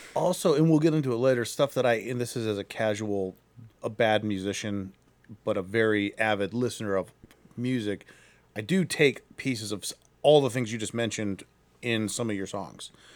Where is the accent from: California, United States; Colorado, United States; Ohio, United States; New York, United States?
Ohio, United States; Akron; I'm also from Akron